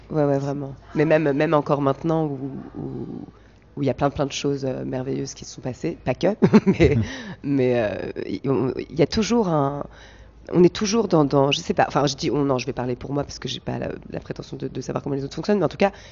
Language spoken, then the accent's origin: French; Val d'Oise, north of Paris, Île-de-France, France; also born or lived in Brittany; now in Paris, France; Je suis né à Paris. J'ai grandi euh, au nord